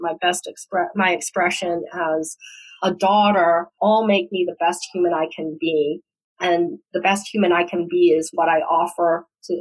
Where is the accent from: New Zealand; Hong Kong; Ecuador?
Hong Kong; now in United States; I was born in the United States and went back to Hong Kong when I was 5 and grew up in Hong Kong while it was a British colony.